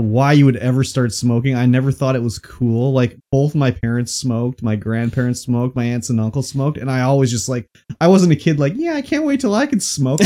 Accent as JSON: {"language": "English", "country": "Canada", "said": "we're Canadian here"}